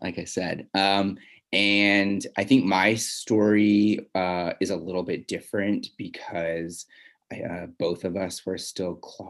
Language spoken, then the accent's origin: English; Seattle, Washington, United States; also born or lived in Southern California; now in Los Angeles, United States; I'm originally from Seattle, but I've been living in Southern California for 15 years now. And I live right now in LA.